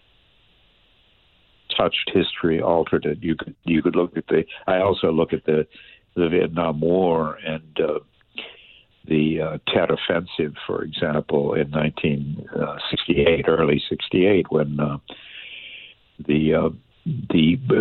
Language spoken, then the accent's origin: English; Washington, District of Columbia, United States; grew up in Washington, D.C.